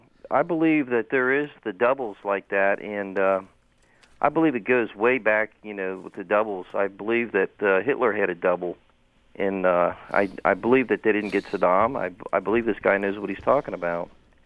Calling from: Cincinnati, Ohio, United States; Cincinnati, Ohio.

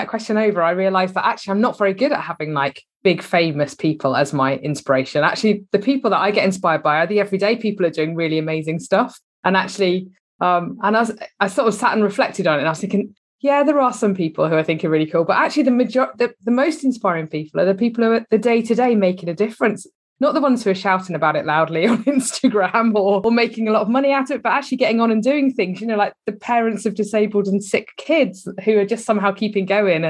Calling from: South West England, United Kingdom; I'm down in Devon, actually. That's where I'm based.

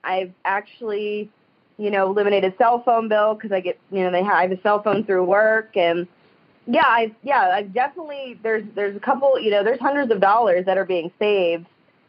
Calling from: Youngstown, Ohio, United States; I'm from the Youngstown, Ohio area.

